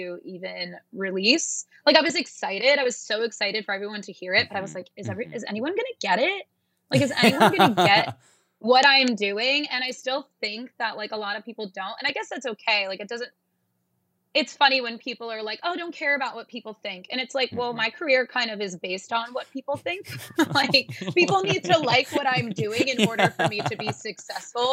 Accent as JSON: {"language": "English", "town": "Tinton Falls", "region": "New Jersey", "country": "United States", "tie": "born or raised there", "moved": "as an adult", "lives_now": "New York City, United States", "said": "I grew up in Tinton Falls, New Jersey, and I moved to New York City when I was 23"}